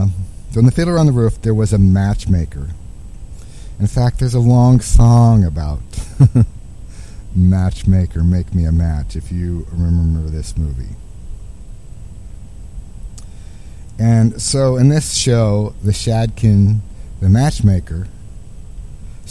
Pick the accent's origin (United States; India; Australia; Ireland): United States; Midwest; growing up in the Midwest